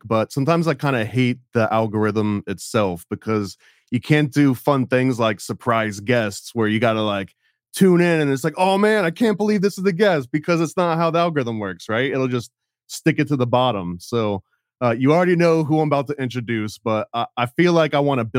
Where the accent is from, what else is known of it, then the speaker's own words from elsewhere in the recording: United States; I was born in America.